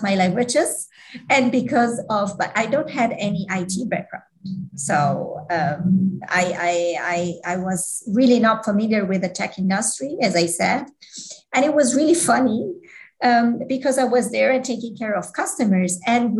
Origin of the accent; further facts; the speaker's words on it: Switzerland; I was born in Switzerland and I was grow up here